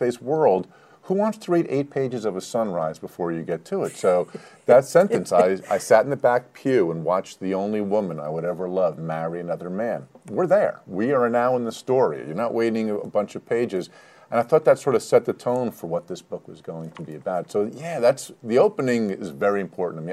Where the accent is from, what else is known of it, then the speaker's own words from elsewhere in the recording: Livingston, New Jersey, United States; I grew up in Livingston, New Jersey